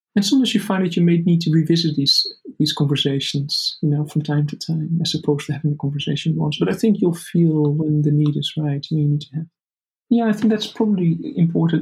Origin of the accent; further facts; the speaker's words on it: Netherlands; the Netherlands, you know, which is my home country